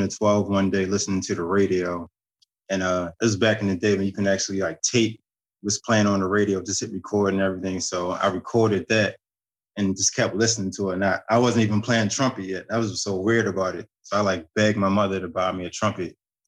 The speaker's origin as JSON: {"language": "English", "town": "Baltimore", "region": "Maryland", "country": "United States", "said": "from Baltimore, Maryland, trumpet player, composer, arranger."}